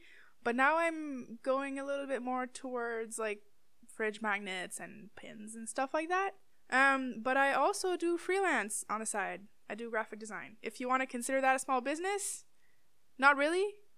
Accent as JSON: {"language": "English", "town": "Timmins", "region": "Ontario", "country": "Canada", "lives_now": "Ottawa, Canada", "said": "Yeah, Timmins rep."}